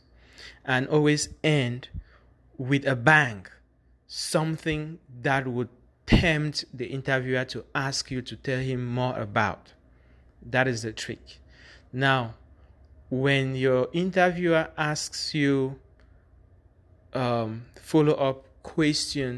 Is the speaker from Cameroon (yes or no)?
yes; Bamenda, Northwest Region, Cameroon; When I say I'm from Bamenda